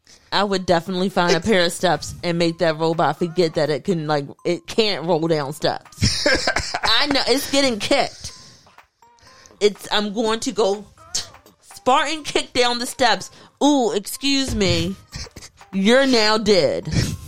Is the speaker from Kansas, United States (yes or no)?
no; Baltimore, Maryland, United States; accent: Baltimore; Is AI going to be able to perfect my Baltimore accent?